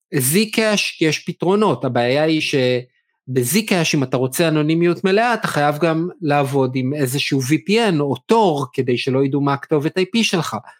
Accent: Israel; לנו בתור ישראלים

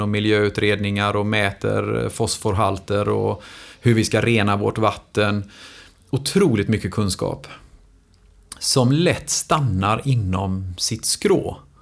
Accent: Gothenburg, Västra Götaland, Sweden; jag är ju lika mycket göteborgare som alla andra här

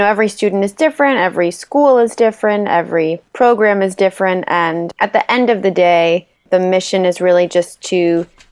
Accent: West Hartford, Connecticut, United States; moved away as an adult; also born or lived in Rochester, New York; I was born in Hartford, raised in West Hartford, and came through Hall High School

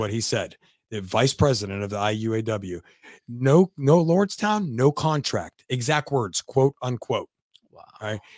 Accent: Youngstown, Ohio, United States; also born or lived in Lansing, Michigan

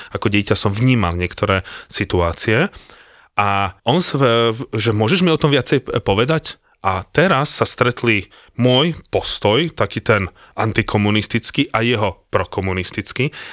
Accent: Slovakia; zo Slovenska, á, že bývalé Československo

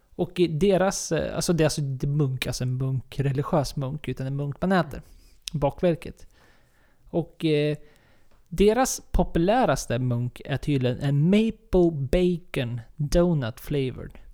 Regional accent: Sweden

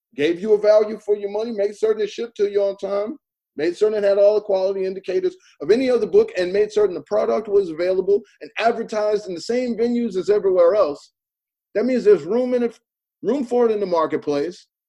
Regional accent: Chicago, Illinois, United States; I was born in Bronzeville. I was raised in Bronzeville

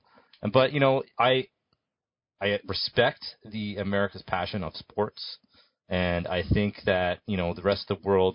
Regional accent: Canada; I, as a Canadian

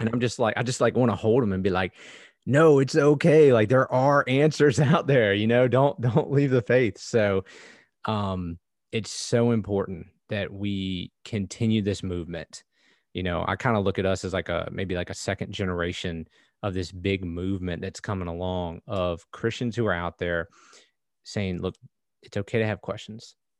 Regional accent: United States; I grew up in America

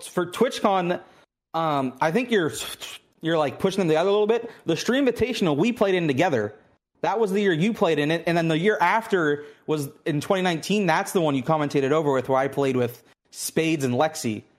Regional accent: Pittsburgh, Pennsylvania, United States; moved away as an adult; now in Houston, United States; I'm originally from, uh, Pittsburgh, Pennsylvania

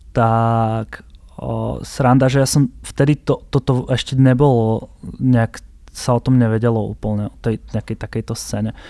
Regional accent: Prešov, Prešov Region, Slovakia; ja som z Prešova

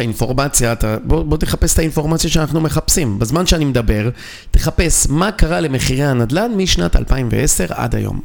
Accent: Israel

